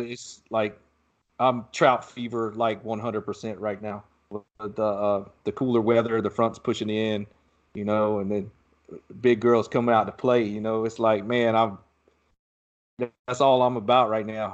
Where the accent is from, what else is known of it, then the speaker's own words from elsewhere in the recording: Southeast Georgia, United States; now in Texas, United States; I grew up in Southeast Georgia